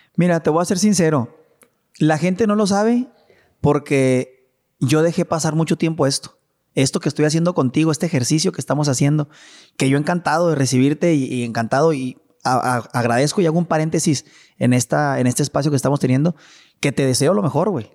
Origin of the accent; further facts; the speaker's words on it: Chihuahua, Mexico; also born or lived in Mexico City / Monterrey; todo empezó en Chihuahua. Todo empezó con mi papá y con mi mamá